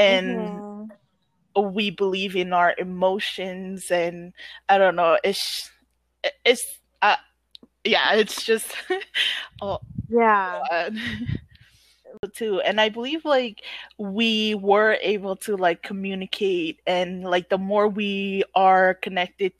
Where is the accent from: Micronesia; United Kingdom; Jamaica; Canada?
Micronesia; Pohnpei; also born or lived in Chuuk; I was born on Pompeii and I grew up on Pompeii